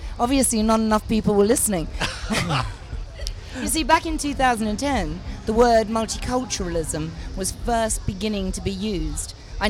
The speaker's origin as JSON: {"language": "English", "region": "England", "country": "United Kingdom", "said": "We're English."}